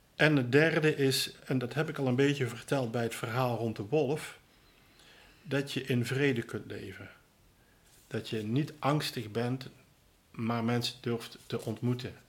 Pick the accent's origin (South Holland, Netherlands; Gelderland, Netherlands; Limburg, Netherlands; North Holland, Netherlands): Limburg, Netherlands; Roermond; also born or lived in Tilburg; Ik ben van origine Limburger, geboren in Roermond in 1957.